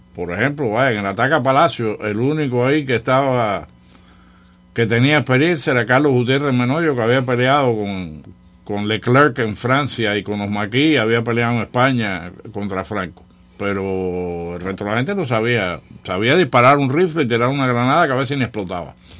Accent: Cuba; now in Miami, United States; yo crecí con primos allá en la Sierra Maestra

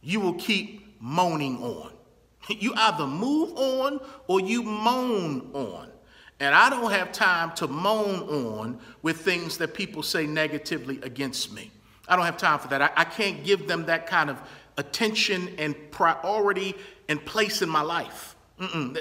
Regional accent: Baltimore, Maryland, United States; my hometown of Baltimore, Maryland

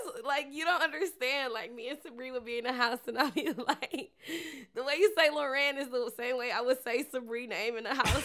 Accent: Detroit, Michigan, United States; now in Atlanta, United States; Detroit, Michigan. Three one three

